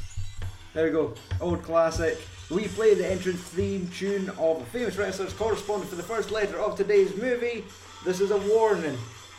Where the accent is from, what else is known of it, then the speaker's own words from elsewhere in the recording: Scotland, United Kingdom; we're a movie podcast from Scotland